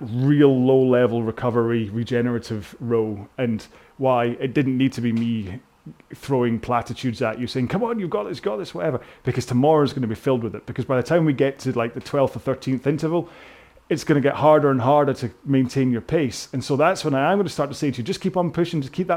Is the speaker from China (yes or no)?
no; United Kingdom; I'm so British